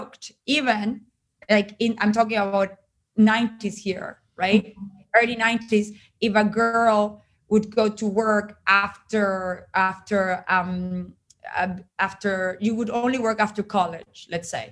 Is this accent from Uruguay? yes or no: yes; Uruguay; I grew up in Uruguay in a very particular time in history